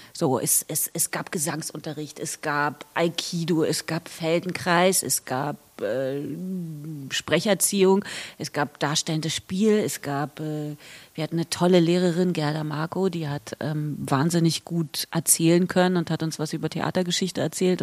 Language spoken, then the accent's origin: German; Berlin, Germany; ich bin hier geboren und aufgewachsen